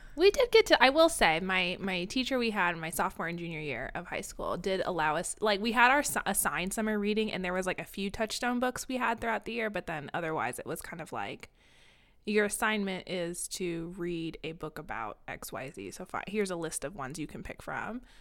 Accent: Kansas, United States; I grew up in Kansas

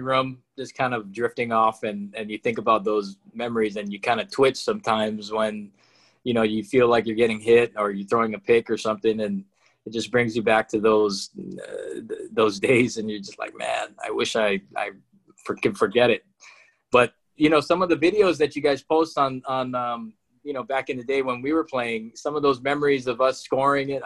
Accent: Honolulu, Hawaii, United States; moved away as an adult; also born or lived in Utah; I coached this high school in my hometown, Hawaii Kai, called Kaiser High School

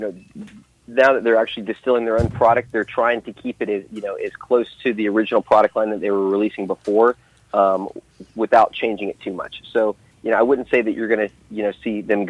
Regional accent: the South, United States; I was raised in the South, and, you know, I grew up with my grandfather drinking it

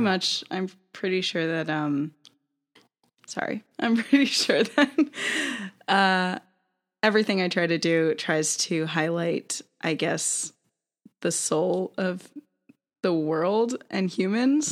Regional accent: North Carolina, United States; I'm originally from North Carolina

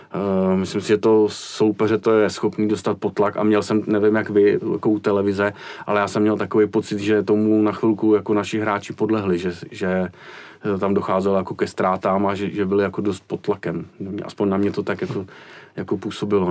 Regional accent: Prague, Czechia; tady u nás v Praze

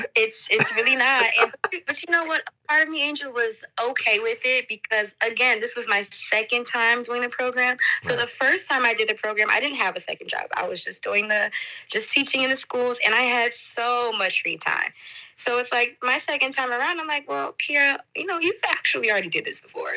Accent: Detroit, Michigan, United States; moved away as an adult; also born or lived in Washington, D.C. / France; I am originally from Detroit, Michigan

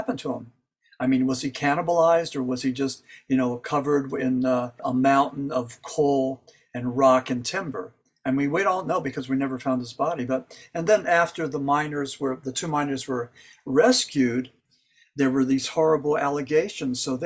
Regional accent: Berwick, Pennsylvania, United States; now in Mocanaqua, United States; I'm originally from Berwyn, Pennsylvania. That's in Columbia County, but currently I live in Maconaqua, Pennsylvania, and that's in Luzerne

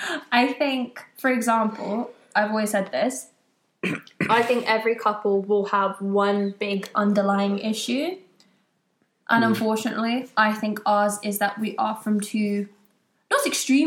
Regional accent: United Kingdom; We're both British, yeah.

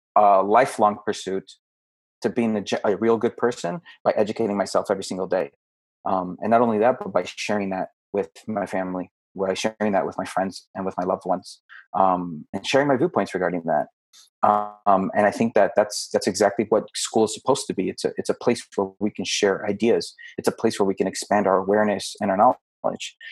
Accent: United States; we are American

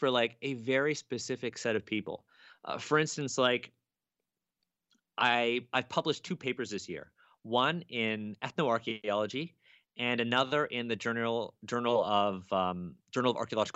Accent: Toronto, Ontario, Canada; I'm a Chinese Canadian kid. I grew up here in Toronto, and I really don't speak Chinese

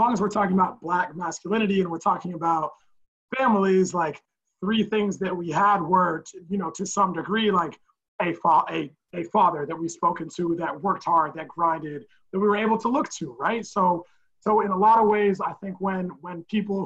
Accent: Portland, Oregon, United States; now in Brooklyn, United States; I grew up in Portland, Oregon

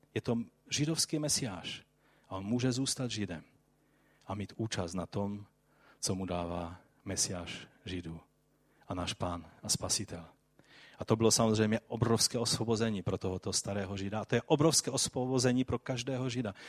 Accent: Silesia, Czechia; jak se říká tady u nás na Slesku

